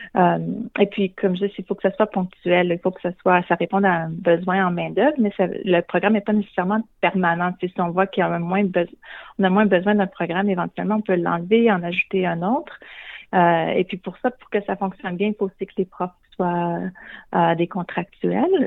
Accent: Shawinigan, Quebec, Canada; moved away as an adult; also born or lived in Guelph, Ontario / United States; now in Toronto, Canada; Je suis originaire de Shawinigan

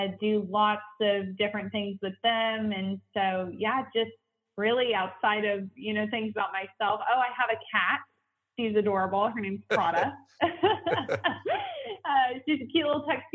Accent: Edmond, Oklahoma, United States; also born or lived in Wichita Falls, Texas; I have lived in Edmond, Oklahoma pretty much all of my life, but I am from Wichita Falls, Texas

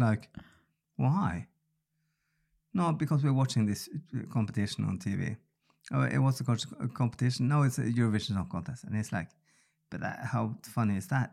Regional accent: Bodø, Nordland, Norway; accent: Bodø dialect, Nordland dialect; first language Norwegian; English is a second language; I was from Buda

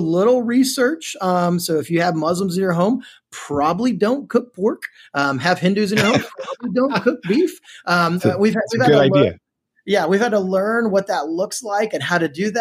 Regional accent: Texas, United States; accent: Texan; also born or lived in United Kingdom; now in College Station, United States; I do not speak the Queen's English. I speak a little bit more Texan

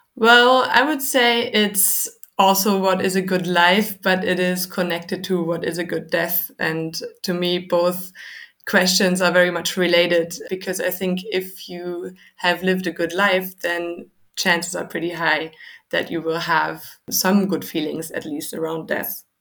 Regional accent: Germany; I'm from Germany

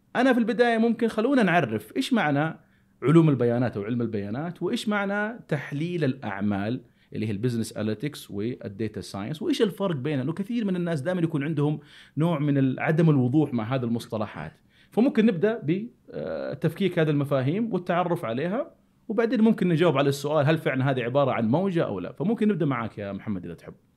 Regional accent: Saudi Arabia; هنا عندنا في السعوديه

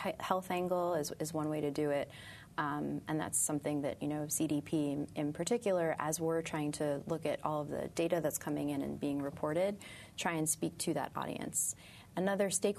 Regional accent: New York City, New York, United States; I was born and raised in Brooklyn, in Sunset Park, South mm-hmm. Brooklyn, and that's actually where I live now as well

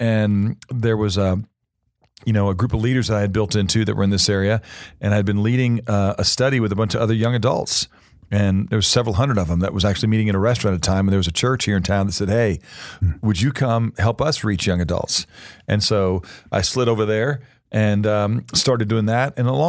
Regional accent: Reading, Pennsylvania, United States; born there; I was born in Reading, Pennsylvania, which is of really no interest to our listeners, except that they call it Reading.

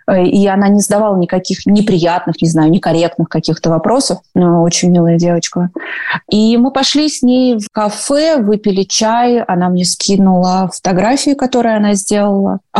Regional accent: Moscow, Russia; Андрей из Питера, я из Москвы.

